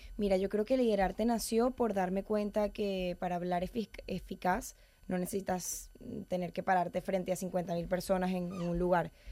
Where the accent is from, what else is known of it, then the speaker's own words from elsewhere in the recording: Venezuela; moved away as an adult; now in Madrid, Spain; Soy venezolana.